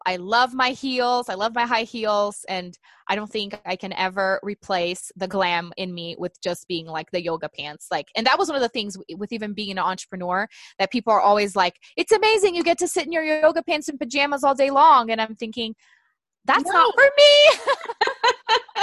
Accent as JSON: {"language": "English", "country": "Brazil", "tie": "born or raised there", "also_born_or_lived": "Tulsa, Oklahoma", "second_language": "English", "moved": "as an adult", "lives_now": "United States", "said": "growing up in Brazil"}